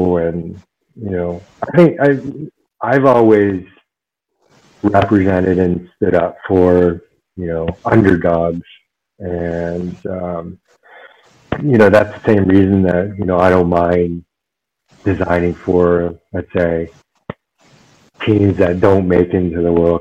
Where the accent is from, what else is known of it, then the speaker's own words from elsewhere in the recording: United States; moved away as an adult; now in Germany; an Asian American growing up in the States